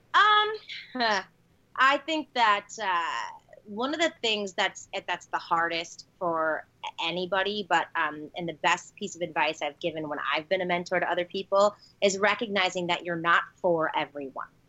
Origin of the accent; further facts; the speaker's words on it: Chicago, Illinois, United States; born and bred in Chicago, one of the best cities in the world